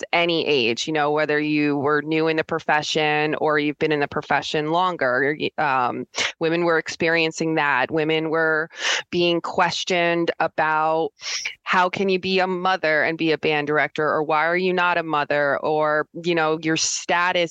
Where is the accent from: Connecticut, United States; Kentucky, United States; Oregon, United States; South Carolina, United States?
Connecticut, United States; moved away as an adult; now in Utah, United States; I'm from Connecticut.